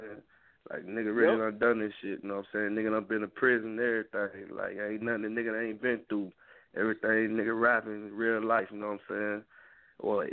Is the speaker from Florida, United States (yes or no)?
yes; Miami, Florida, United States; I'm from Miami. I'm from the sub, Brownsville